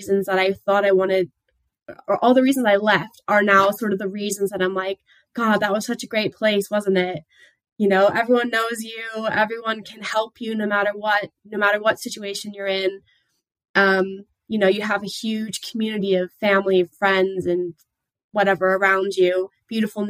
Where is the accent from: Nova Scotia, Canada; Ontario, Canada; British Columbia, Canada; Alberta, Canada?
Nova Scotia, Canada; Bridgewater; moved away as an adult; also born or lived in Halifax, Nova Scotia / Fall River, Nova Scotia; now in London, United Kingdom; I grew up in Nova Scotia. I was born in Halifax, spent a lot of my childhood in Bridgewater